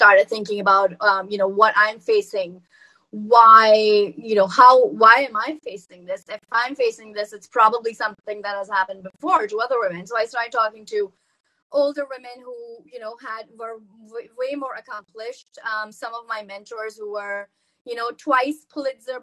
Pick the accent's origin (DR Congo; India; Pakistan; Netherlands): Pakistan; moved away as an adult; I was from Pakistan